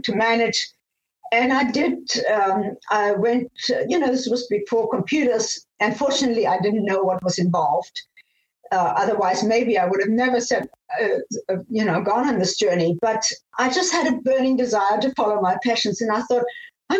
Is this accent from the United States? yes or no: no; Namibia; moved away; also born or lived in Austria / Germany / South Africa; I was born in Austria, and I grew up in Namibia, now called Namibia, was then Southwest Africa